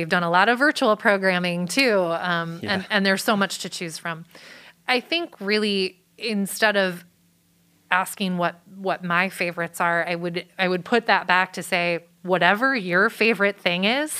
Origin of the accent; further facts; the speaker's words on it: Wilmette, Illinois, United States; Just north of where Northwestern University is in Evanston. I grew up in Wilmette.